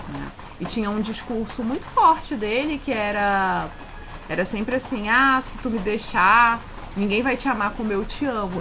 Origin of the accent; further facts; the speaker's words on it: Pará, Brazil; also born or lived in Urucará, Amazonas; now in Rio de Janeiro, Brazil; dividida entre ser paraense, que é onde eu fui criada, onde eu vivi a maior parte do tempo